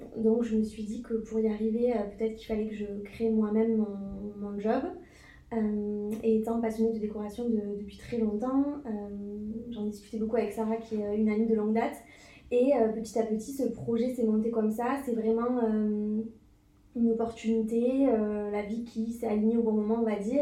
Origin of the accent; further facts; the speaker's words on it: Toulouse, Occitania, France; also born or lived in Bordeaux; Je suis originaire de Toulouse